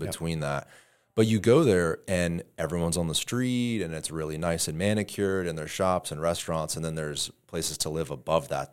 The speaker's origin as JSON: {"language": "English", "town": "Tampa", "region": "Florida", "country": "United States", "tie": "born or raised there", "said": "I grew up going here"}